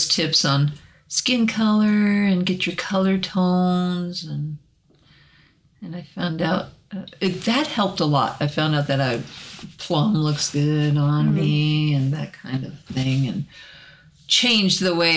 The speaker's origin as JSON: {"language": "English", "region": "Arkansas", "country": "United States", "accent": "Arkansas; southern", "said": "my Arkansas accent comes out"}